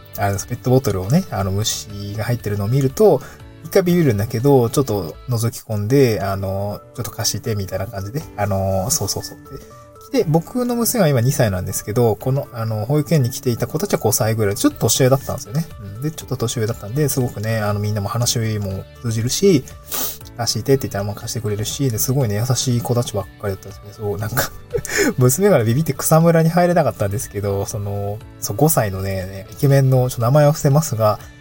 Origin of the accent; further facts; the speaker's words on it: Niigata, Japan; also born or lived in Tokyo; now in Awaji Island, Japan; 僕も小学校の時、新潟生まれだったんで、あの、稲刈りの 収穫体験とかをした